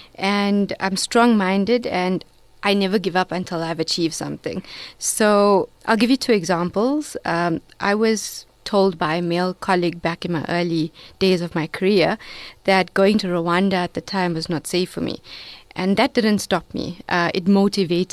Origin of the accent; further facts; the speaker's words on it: Durban, KwaZulu-Natal, South Africa; I'm a Durban girl from Reservoir Hills